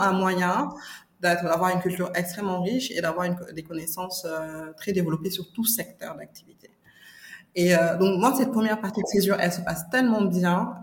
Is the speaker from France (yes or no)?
no; Dakar, Senegal; je suis née et j'ai grandi au Sénégal